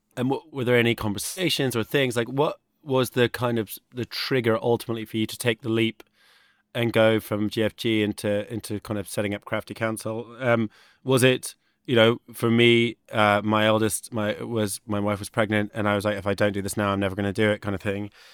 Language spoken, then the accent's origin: English; United States; moved away; I grew up in the States